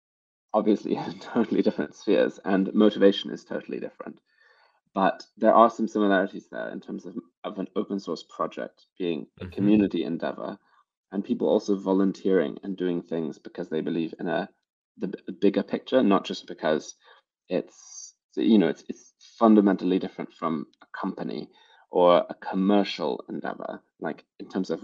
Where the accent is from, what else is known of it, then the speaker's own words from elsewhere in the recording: United States; now in United Kingdom; I'm not actually British. I know my accent might sometimes lead you to believe that. I am now. I have a British passport now, but I'm American originally.